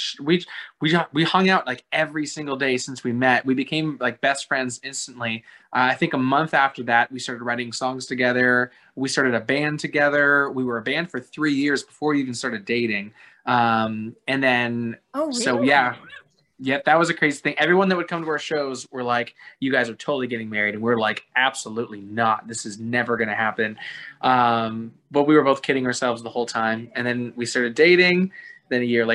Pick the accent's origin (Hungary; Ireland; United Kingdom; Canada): Canada; Toronto, Ontario; moved away; also born or lived in Florida; I'm from Toronto, Canada